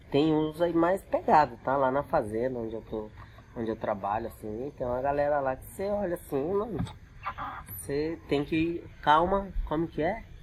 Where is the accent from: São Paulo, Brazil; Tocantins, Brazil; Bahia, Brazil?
São Paulo, Brazil; moved away; Eu, na verdade, eu sou paulista, né? Uhum. Eu tô no Mato Grosso há 20 anos.